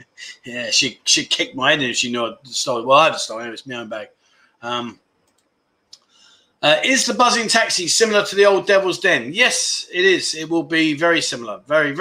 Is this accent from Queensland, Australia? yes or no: no; Melbourne, Victoria, Australia; Where are we? I'm from Melbourne, the nanny state.